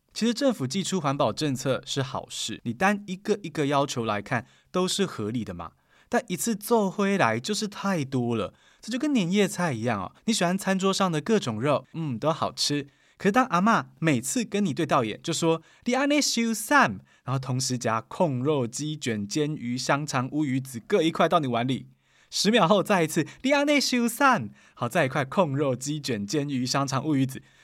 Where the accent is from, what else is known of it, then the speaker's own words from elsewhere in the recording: Taiwan; 我们台湾人很有感哦